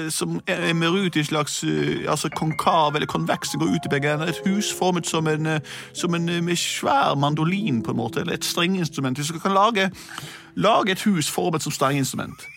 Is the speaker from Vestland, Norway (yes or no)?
yes; Bergen, Vestland, Norway; Jeg er fra Bergen. Det regner hele tida.